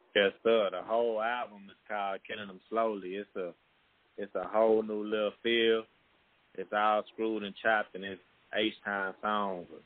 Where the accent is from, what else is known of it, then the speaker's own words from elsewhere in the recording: Dickinson, Texas, United States; I'm from Dickinson, Texas.